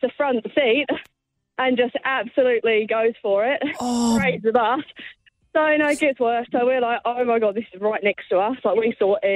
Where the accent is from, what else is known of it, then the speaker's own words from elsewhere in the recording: London, United Kingdom; moved away as an adult; also born or lived in Cornwall; now in New Zealand; I'm from London